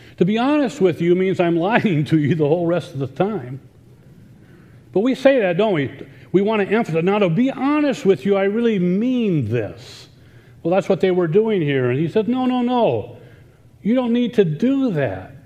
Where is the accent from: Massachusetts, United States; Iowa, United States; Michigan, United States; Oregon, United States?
Iowa, United States; now in Indiana, United States; I grew up in Iowa, but I'm not a farm boy.